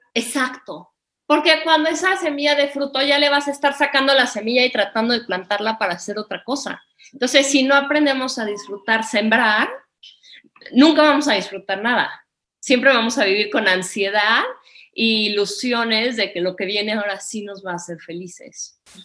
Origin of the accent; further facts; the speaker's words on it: Mexico; moved away as an adult; also born or lived in India / Nepal / Bhutan / Bali; regresé a vivir a México, me embaracé, me vine a vivir a Valle de Bravo